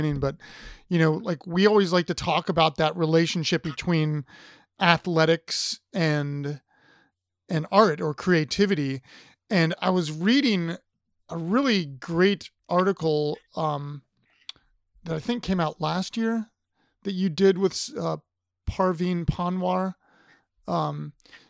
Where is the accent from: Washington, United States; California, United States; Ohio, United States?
Ohio, United States; I grew up in Ohio